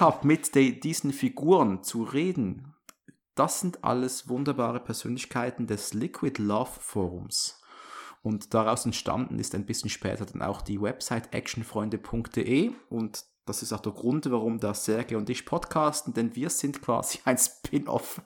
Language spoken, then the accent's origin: German; Switzerland; accent: Swiss; meinen Schweizer Akzent